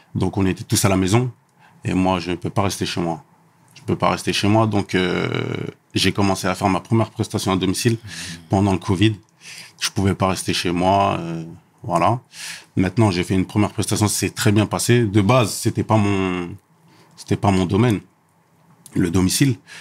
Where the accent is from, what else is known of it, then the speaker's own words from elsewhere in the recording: Élancourt, Île-de-France, France; je viens du 78, à Elancourt, mhm. euh, dans un quartier qui s'appelle Les Réaux